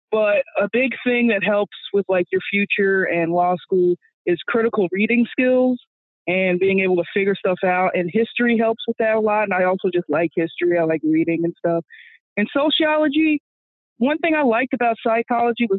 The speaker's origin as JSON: {"language": "English", "town": "Houston", "region": "Texas", "country": "United States", "said": "I'm from Houston, so you know, H-Town"}